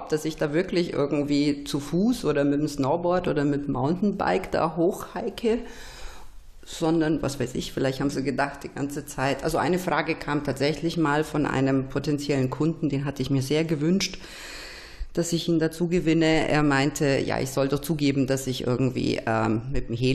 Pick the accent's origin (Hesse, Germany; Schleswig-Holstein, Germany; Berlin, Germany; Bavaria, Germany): Bavaria, Germany; Nuremberg; weil ich komme halt nur mal aus Nürnberg.